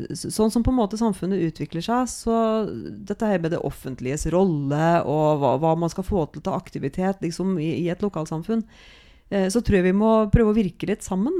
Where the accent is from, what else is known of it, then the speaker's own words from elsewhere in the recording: Norway; Jeg er fra Knapper